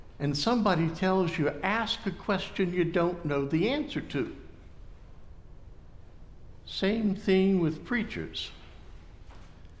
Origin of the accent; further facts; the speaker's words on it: Thomasville, United States; my hometown of Thomasville, at the Finch House